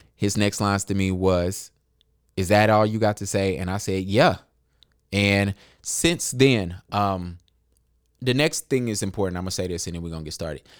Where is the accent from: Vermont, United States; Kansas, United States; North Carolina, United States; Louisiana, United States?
North Carolina, United States; Charlotte; I was born in Charlotte. I was raised in Charlotte